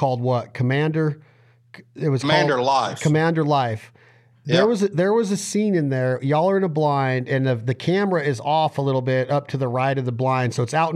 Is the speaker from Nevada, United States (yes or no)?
yes; Reno, Nevada, United States; I'm from Reno, Nevada